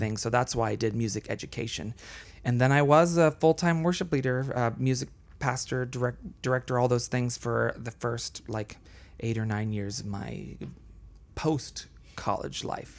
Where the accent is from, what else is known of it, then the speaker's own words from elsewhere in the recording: Florida, United States; also born or lived in Colombia; in second grade or so, we moved to Florida. And so I grew up mostly in Florida